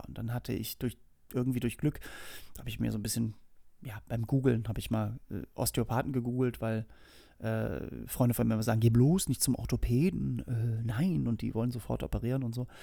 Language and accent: German; Hamburg, Germany; moved away as an adult; now in Berlin, Germany; ich bin geboren und aufgewachsen in Hamburg und wohne mittlerweile seit 17 Jahren in Berlin